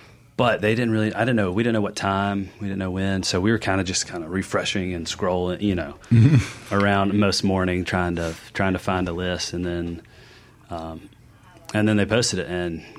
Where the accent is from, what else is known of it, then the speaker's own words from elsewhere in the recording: Jackson, Mississippi, United States; moved away as an adult; also born or lived in New York; Growing up in Jackson, and then I moved away, went to culinary school, lived in New York.